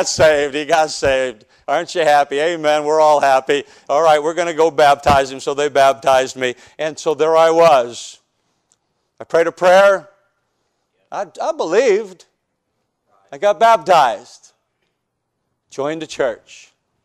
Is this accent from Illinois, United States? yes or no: yes; Chicago, Illinois, United States; I'm from South Side of Chicago